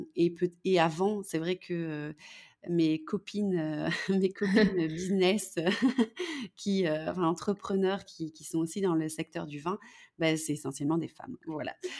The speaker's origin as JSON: {"language": "French", "country": "Belgium", "said": "je suis belge"}